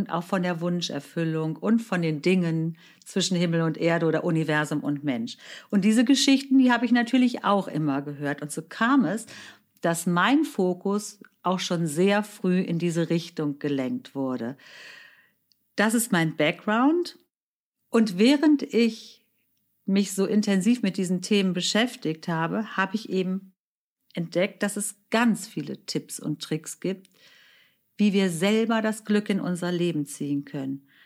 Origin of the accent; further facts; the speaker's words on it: Germany; meine Mutter ist Deutsche, mein Vater stammte aus Indien. Ich bin in Deutschland geboren, aufgewachsen, lebe hier